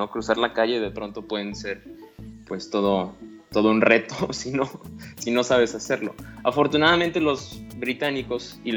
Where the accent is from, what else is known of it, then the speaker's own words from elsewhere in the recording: Mexico; porque hay que cruzar por los cruces peatonales, no como los mexicanos, como bien dices, cruzamos por donde